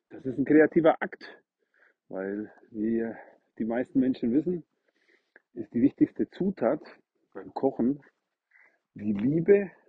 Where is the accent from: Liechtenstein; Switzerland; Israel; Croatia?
Croatia; Northern Croatia; now in Germany; den kannte ich in meiner Heimatstadt in Nordkroatien